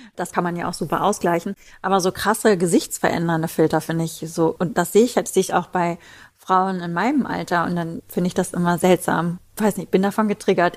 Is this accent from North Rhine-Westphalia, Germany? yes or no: yes; Ruhr area, North Rhine-Westphalia, Germany; bei uns im Ruhrpott sagt man Kirmes